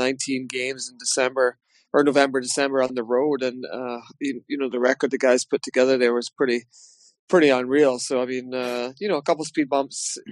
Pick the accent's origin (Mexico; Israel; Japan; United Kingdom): United Kingdom; Glasgow, Scotland; also born or lived in Paisley; now in Belfast, United Kingdom; when I was a kid growing up in Glasgow and Paisley